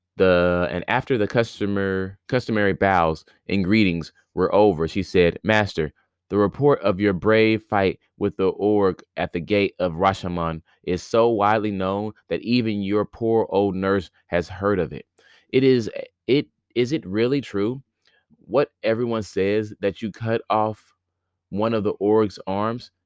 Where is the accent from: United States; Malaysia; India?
United States; Indiana; now in near New York City, United States; Today is my last day here in my hometown